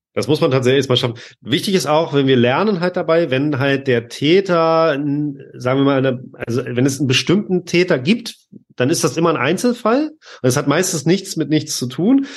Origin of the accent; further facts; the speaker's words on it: Lübeck, Schleswig-Holstein, Germany; moved away; aus meiner alten Heimatstadt Lübeck